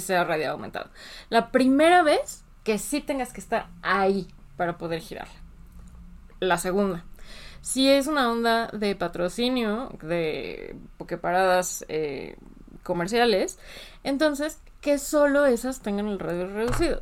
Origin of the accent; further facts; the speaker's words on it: Mexico; nosotros en México, como jugadores mexicanos, no nos ha afectado.